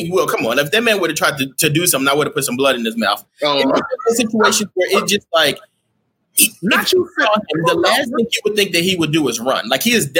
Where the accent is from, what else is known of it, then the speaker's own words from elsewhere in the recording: Texas, United States; I'm from Texas